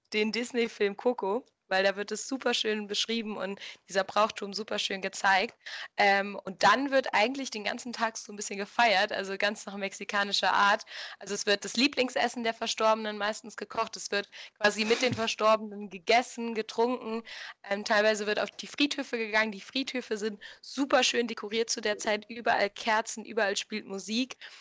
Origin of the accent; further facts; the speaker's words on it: Germany; moved away as an adult; now in Mexico; als Deutscher